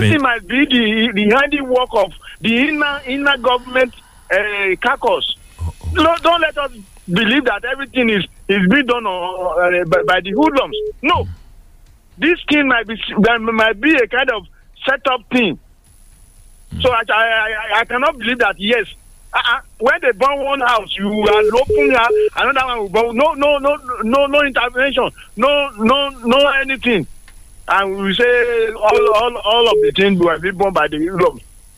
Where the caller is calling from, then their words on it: Sango, Ogun State, Nigeria; Engineer Folabi, I'm calling from Sango.